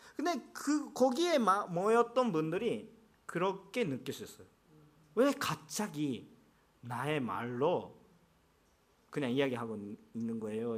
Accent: Japan; first language Japanese; Korean is a second language; also born or lived in South Korea; now in Yokohama, Japan; 제가 일본 사람이었기 때문에

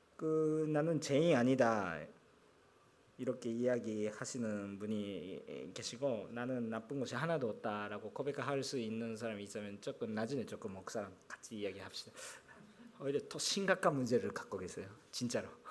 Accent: Japan; 제가 일본이니까

